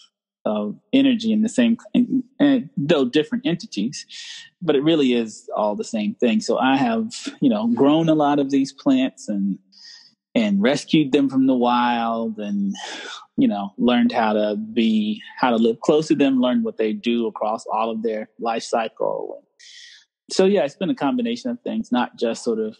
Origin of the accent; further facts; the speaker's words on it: Charlotte, North Carolina, United States; I'm from North Carolina. I grew up in near Charlotte, North Carolina